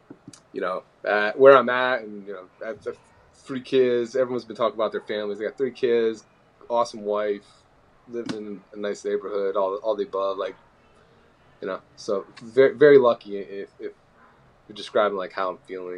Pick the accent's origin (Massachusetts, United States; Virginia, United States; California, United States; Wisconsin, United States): Virginia, United States; Fairfax; also born or lived in moved around; And then I did most of my growing up in Northern Virginia in the Fairfax area. And then went to high school at Robinson High School, Robinson Secondary School.